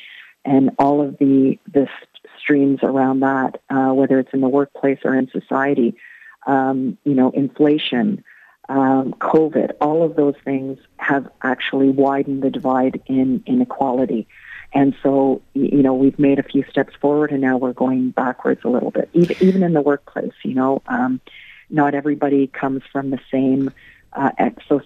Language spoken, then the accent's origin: English; Ireland; moved away; also born or lived in Canada; I'm originally from Ireland. My family is from and still lives in Limerick. So it's coming home in one way